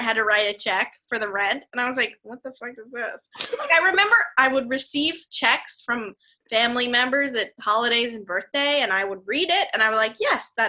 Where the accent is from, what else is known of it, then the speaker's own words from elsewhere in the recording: Columbia, Missouri, United States; Columbia, Missouri.